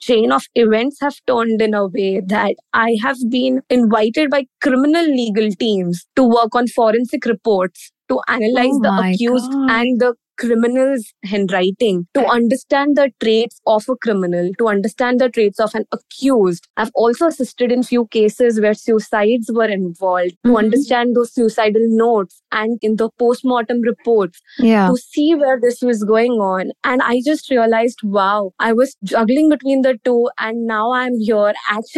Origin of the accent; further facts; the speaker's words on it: Mumbai, Maharashtra, India; I'm from India, born and brought up in Mumbai.